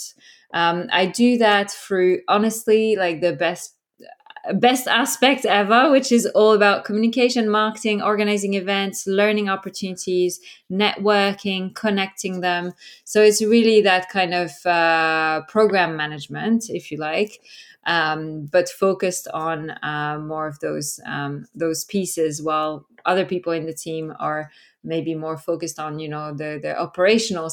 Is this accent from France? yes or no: yes; France; moved away as an adult; also born or lived in Norway; now in United Kingdom; I was born and raised in France. When I was 18, I left for the first time. I moved to Norway, and then after that, I lived and worked in 6 different countries